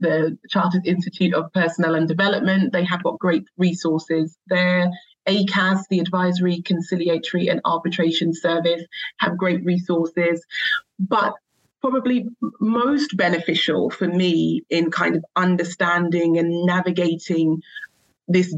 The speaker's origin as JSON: {"language": "English", "region": "London", "country": "United Kingdom", "tie": "born or raised there", "said": "the area I grew up in East London"}